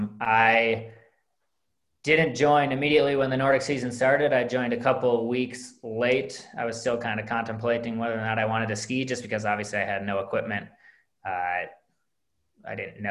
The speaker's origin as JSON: {"language": "English", "town": "Minneapolis", "region": "Minnesota", "country": "United States", "tie": "born or raised there", "said": "I grew up in the Twin Cities, not really anywhere near skiing"}